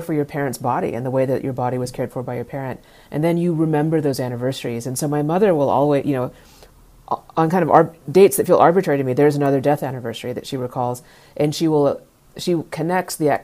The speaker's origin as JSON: {"language": "English", "town": "Dallas", "region": "Texas", "country": "United States", "tie": "born or raised there", "said": "I grew up in Dallas"}